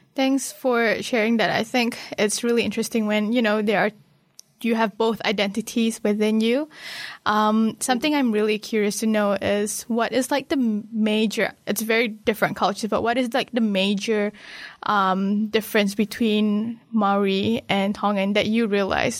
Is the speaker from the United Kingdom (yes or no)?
no; Malaysia; now in New Zealand; from Malaysia. I grew up there